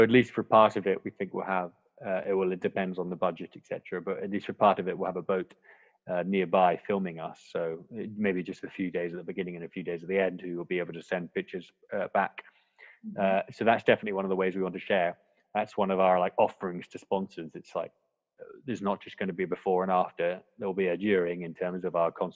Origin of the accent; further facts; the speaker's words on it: Scotland, United Kingdom; now in Hong Kong; I'm born and bred in Scotland